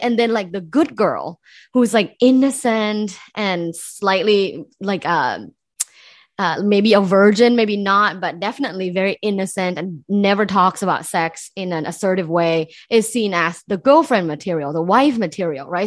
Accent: Thailand; moved away; I'm originally from Thailand, so I grew up in Thailand

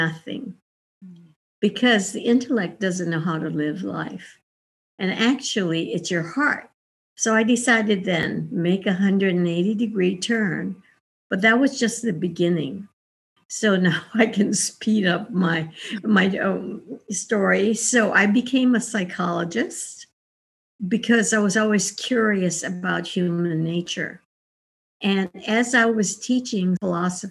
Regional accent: Hawaii, United States; moved away as an adult; also born or lived in Indiana; I was born and raised in Hawaii. I'm Japanese American

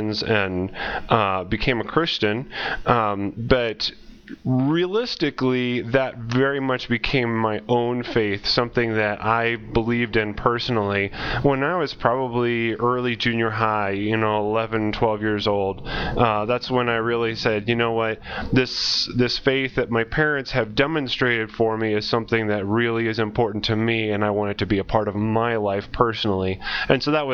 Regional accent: Ohio, United States; moved away as an adult; now in Indonesia; grew up in Ohio

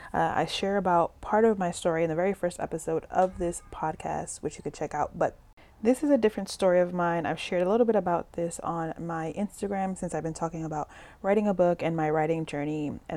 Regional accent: Dominican Republic; also born or lived in New York City; Both of my parents are immigrants from the Dominican Republic, and I grew up living in the Dominican Republic as well as New York City, kind of back and forth.

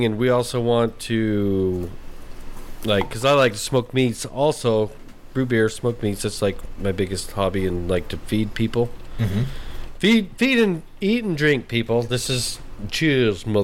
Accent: New Mexico, United States; moved away; we're from New Mexico

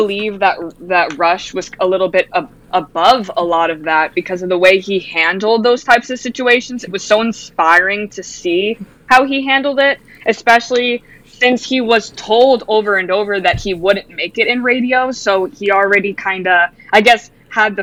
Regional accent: New England, United States; I grew up listening to Howie Carr because I grew up in New England

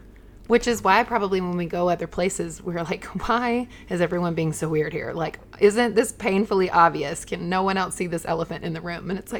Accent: the South, United States; Because I grew up in the South, and there is a culture code.

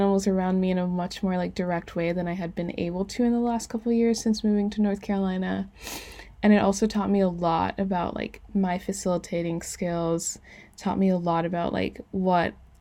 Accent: U.S. Virgin Islands; I grew up like in St. Croix, a really small island.

